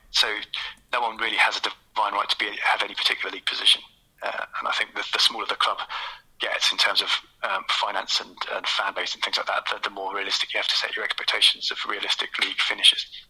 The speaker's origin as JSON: {"language": "English", "region": "London", "country": "United Kingdom", "tie": "born or raised there", "also_born_or_lived": "Kent", "said": "I grew up between in South London and then kind of in Kent"}